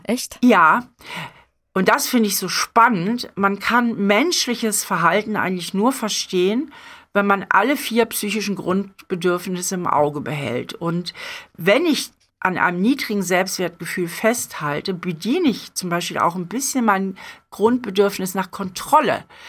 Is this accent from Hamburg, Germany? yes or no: yes; Hamburg, Germany; moved away; meine Heimatstadt